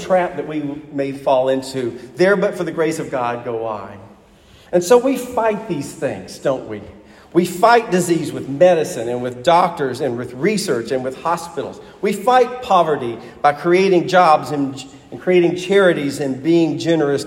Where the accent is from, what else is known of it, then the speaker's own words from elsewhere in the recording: Huntsville, Alabama, United States; moved away as an adult; the church I grew up in Alabama